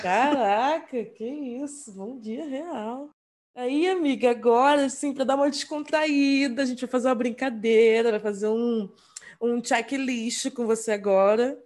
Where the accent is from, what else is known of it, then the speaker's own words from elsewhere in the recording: Rio de Janeiro, Brazil; eu sou da Zona Norte